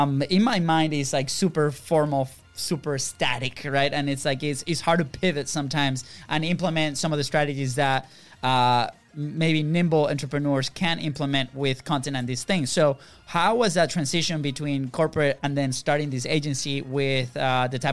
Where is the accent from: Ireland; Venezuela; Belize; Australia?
Venezuela; also born or lived in Europe; now in United States; we're originally from Venezuela